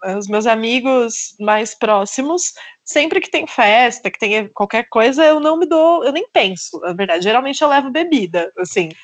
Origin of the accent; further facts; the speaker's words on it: Querência do Norte, Paraná, Brazil; moved away; Querência, que é uma cidadezinha super pequena, acho que tem 10 mil habitantes, que foi a cidade onde eu nasci